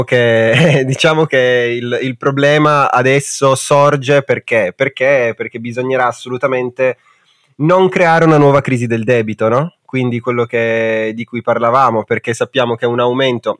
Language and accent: Italian; Italy; Noi perché siamo nati in Italia?